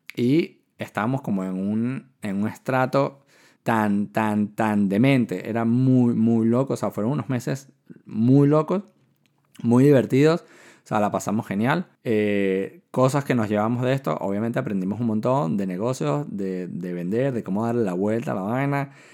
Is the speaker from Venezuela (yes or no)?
yes; Venezuela; moved away as an adult; also born or lived in China / Barcelona, Spain; soy de Venezuela, estoy estudiando ingeniería